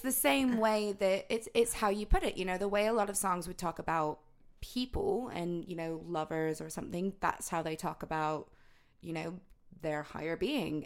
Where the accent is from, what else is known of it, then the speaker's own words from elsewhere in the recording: the South, United States; growing up in the South, like, obviously there's a load of, like, country influence